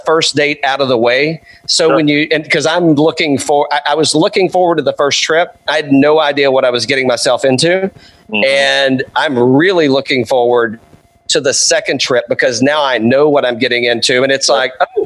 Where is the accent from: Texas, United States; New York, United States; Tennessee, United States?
Tennessee, United States; East; moved away; also born or lived in Tampa, Florida; I'm from East Tennessee originally, and I've also lived in Tampa